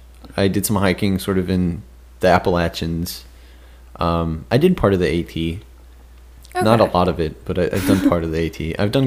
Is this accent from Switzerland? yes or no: yes; Switzerland; I love summit hiking. It's because I am from Switzerland, you know